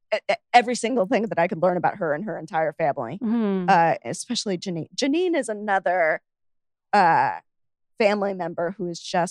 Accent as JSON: {"language": "English", "country": "United Kingdom", "said": "I'm British, very, very white."}